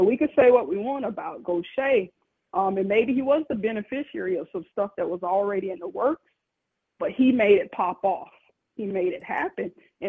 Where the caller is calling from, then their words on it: New York, United States; calling from New York.